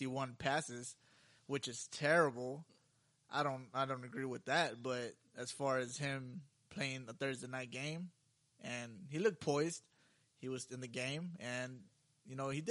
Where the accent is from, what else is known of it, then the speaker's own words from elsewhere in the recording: Dallas, Texas, United States; we're from Dallas